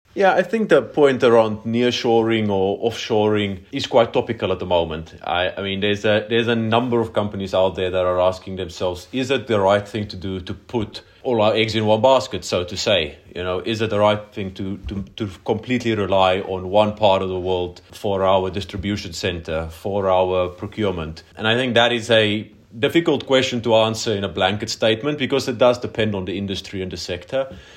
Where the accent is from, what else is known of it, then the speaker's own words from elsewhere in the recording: South Africa; now in Poland; I think there's only about two hundred South Africans in Poland in general, so my chances are pretty good of not finding someone else from Armulu